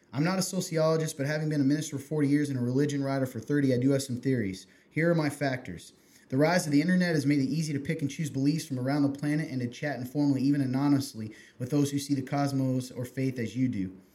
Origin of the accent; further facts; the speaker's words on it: Kentucky, United States; moved away; the Lexington Herald, my my home state